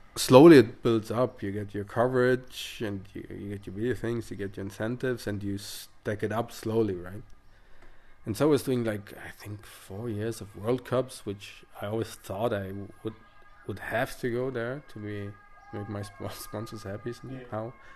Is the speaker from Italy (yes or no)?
yes; Italy; English is a second language; I come from the Western Dolomites